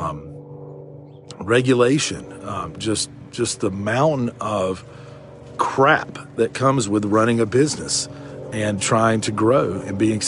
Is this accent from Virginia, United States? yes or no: no; Shelby, North Carolina, United States; Shelby, which is my hometown, which is where I'm at right now